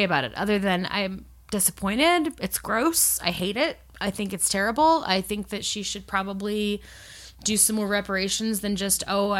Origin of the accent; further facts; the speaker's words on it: Virginia, United States; I grew up